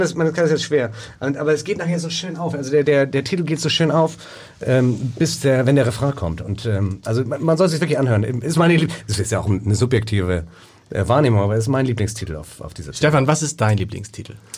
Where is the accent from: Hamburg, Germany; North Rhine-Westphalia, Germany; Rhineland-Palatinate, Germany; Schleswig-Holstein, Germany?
Hamburg, Germany; Wir sind ja alle hier in Hamburg geboren.